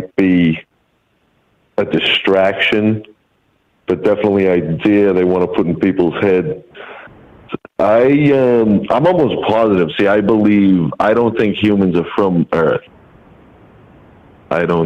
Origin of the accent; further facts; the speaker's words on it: Massachusetts, United States; I'm calling from out in Massachusetts